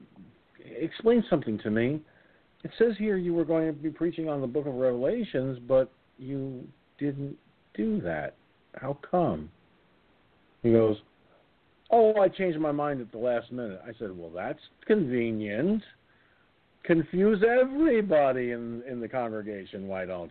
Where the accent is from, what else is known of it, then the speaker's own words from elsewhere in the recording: Peekskill, New York, United States; this church in Peekskill, my hometown, called Annsville Baptist Church